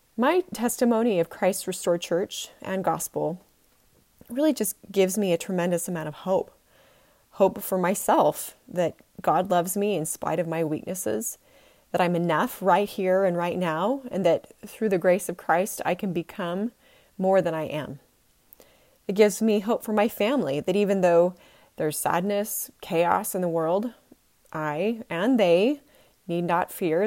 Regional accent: Utah, United States; I was born and bred in Utah

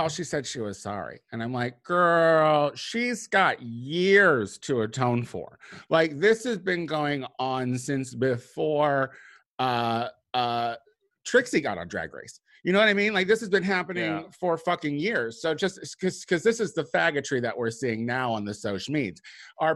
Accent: Chicago, Illinois, United States; moved away; I'm from Chicago. Chicago is my roots.

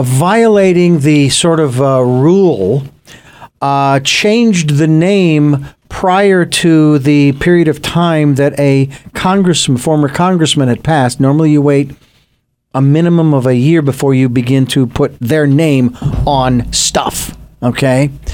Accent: United States; I was born in the United States of America.

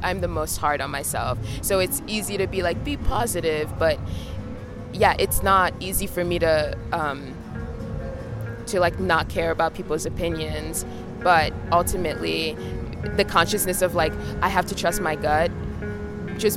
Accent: New York, United States; as a New Yorker

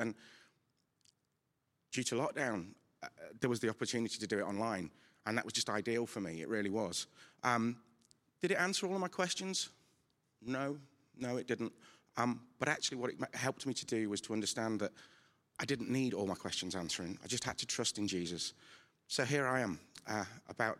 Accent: Nottingham, East Midlands, United Kingdom; I'm from St. Anne's in Nottingham.

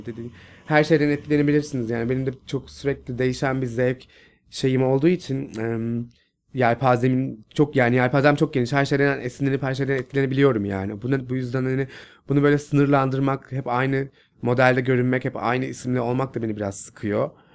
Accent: Istanbul, Turkey; Nurtepe'de büyüdüm. İstanbul, Kağıthane, Nurtepe'de

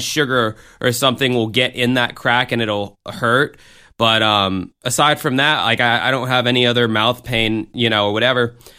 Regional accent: United States; as an American in this fucking country

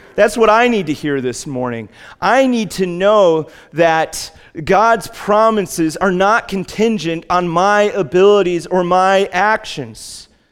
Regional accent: United States; we as American Christians

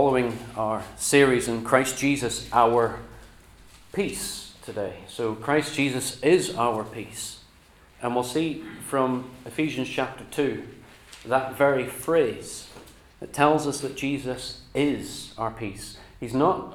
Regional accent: Northern Ireland, United Kingdom; now in England, United Kingdom; I moved across to England from Northern Ireland

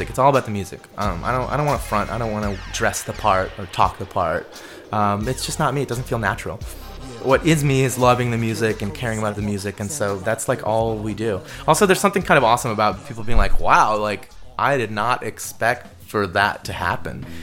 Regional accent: Maryland, United States; I wasn't born in the Bronx. Like I didn't grow up in the hood. I'm from Maryland and I lived in the suburbs.

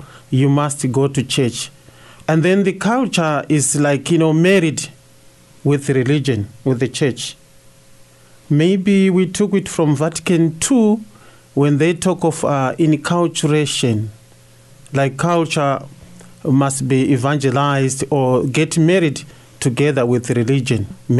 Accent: Zimbabwe; I'm from Zimbabwe.

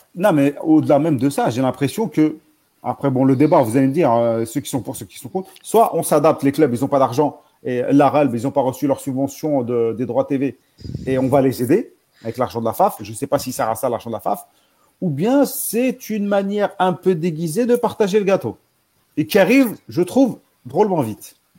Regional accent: Algeria; on est algérien

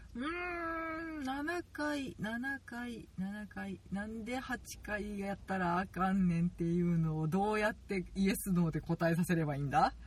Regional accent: Kansai, Japan; 関西人なので

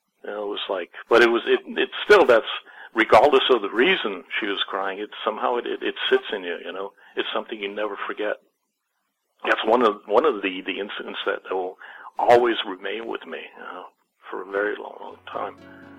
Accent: Berlin, Germany; I am from Berlin

